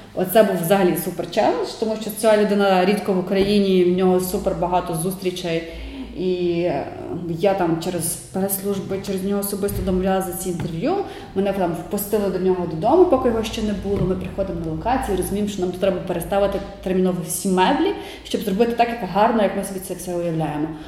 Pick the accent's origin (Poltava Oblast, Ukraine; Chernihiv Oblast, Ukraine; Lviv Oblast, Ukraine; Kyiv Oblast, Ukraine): Lviv Oblast, Ukraine; Sokal; moved away; Я з маленького міста сама я народилася в Сокалі е, та 90 кілометрів від Львова.